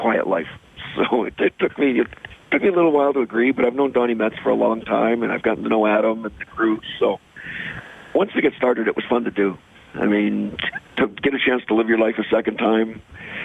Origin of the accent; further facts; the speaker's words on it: Canada; growing up in Canada